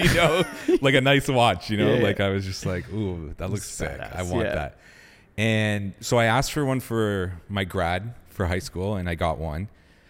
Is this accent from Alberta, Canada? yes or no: no; Ottawa, Ontario, Canada; I was born and raised here